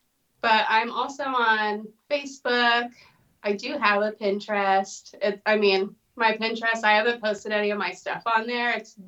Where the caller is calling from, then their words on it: Normal, Illinois, United States; I live in the middle of nowhere in Illinois. It's called Normal.